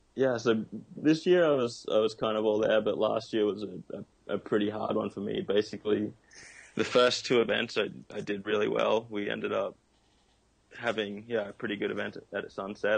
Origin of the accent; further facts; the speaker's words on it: Noosa, Queensland, Australia; I grew up in Noosa